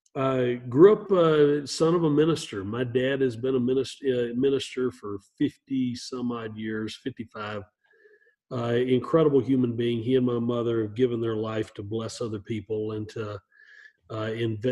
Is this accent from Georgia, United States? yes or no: yes; Appalachia, Northeast Georgia, United States; I grew up in Appalachia, in Northeast Georgia.